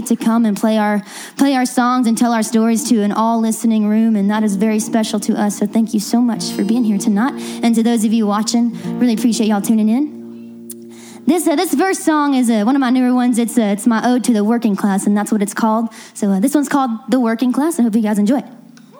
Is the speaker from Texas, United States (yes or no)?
yes; Merkel, Texas, United States; I'm from Merkle, Texas.